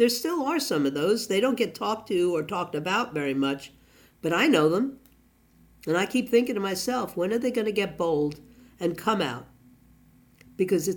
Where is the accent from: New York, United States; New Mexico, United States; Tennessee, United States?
New York, United States; We had mob bosses when I was growing up in New York